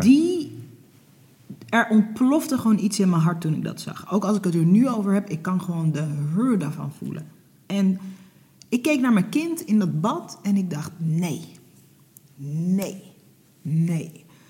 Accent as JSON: {"language": "Dutch", "country": "Netherlands", "tie": "born or raised there", "also_born_or_lived": "Hoorn", "said": "ik ben geboren in Nederland, eh, maar mijn ouders die kwamen in de jaren zeventig vanuit Suriname naar Nederland"}